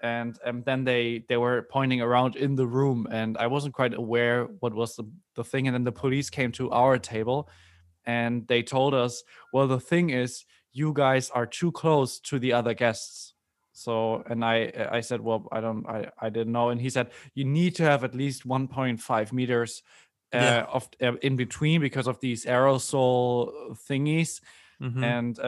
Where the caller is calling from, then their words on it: Hamburg, Germany; English is a second language; I'm speaking from Hamburg, Germany.